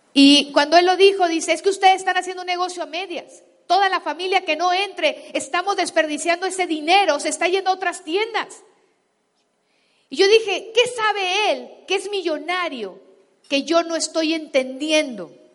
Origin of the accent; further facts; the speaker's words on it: Guasave, Sinaloa, Mexico; moved away; yo crecí en Sinaloa descalza y en Guasave, greñuda